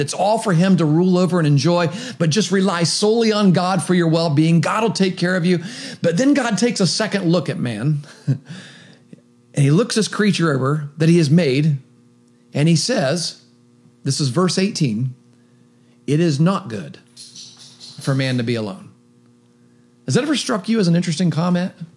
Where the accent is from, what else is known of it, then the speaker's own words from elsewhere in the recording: Meigs County, Ohio, United States; now in Athens County, United States; I'm living in Athens County. I grew up in Meigs County.